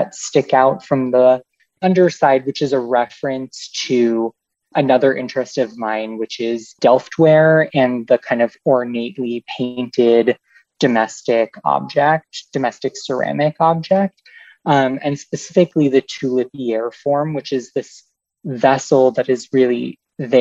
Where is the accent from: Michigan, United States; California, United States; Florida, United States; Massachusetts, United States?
Massachusetts, United States; Boston; Growing up in the Boston area